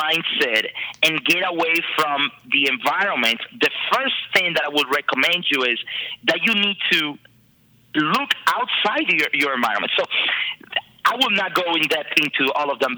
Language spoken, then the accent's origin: English; Dominican Republic; moved away; I am originally from the Dominican Republic